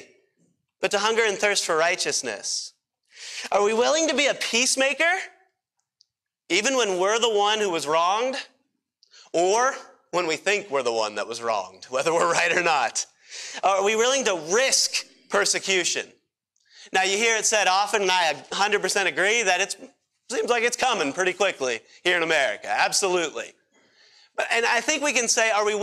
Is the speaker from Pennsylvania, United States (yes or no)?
yes; Pennsylvania, United States; moved away; I grew up in Pennsylvania, and you probably think I still talk like it.